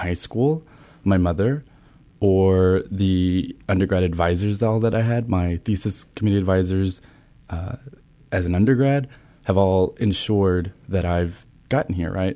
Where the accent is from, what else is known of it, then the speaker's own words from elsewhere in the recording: Olton, Texas, United States; moved away as an adult; now in Columbus, United States; I am originally from Texas